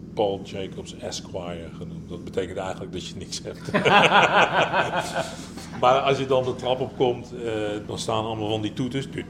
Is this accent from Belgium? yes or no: no; Netherlands; ik kom uit Nederland